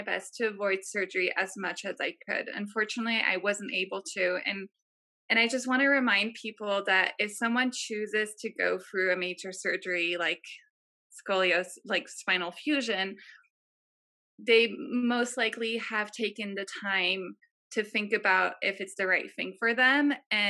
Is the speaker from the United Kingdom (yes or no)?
no; France; Yeah, I grew up in France.